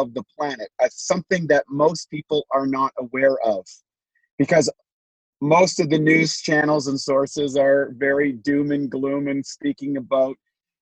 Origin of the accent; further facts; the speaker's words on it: Canada; now in United States; I was born a Canadian, quote unquote. So I lived in the imaginary lines that we call Canada. And I've now been transplanted to the imaginary lines that we call the United States